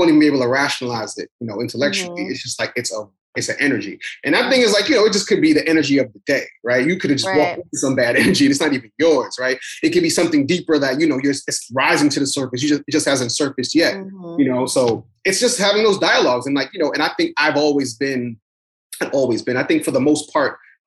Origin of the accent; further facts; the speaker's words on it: New York City, New York, United States; I come from Brooklyn. Like, you know, we're in New York City, period. You just are raised to be tough and guarded